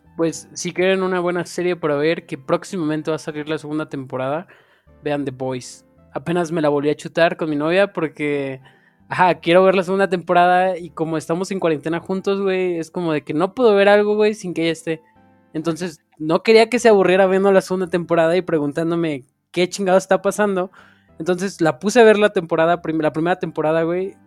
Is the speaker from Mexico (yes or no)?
yes; State of Mexico, Mexico; soy del Estado de México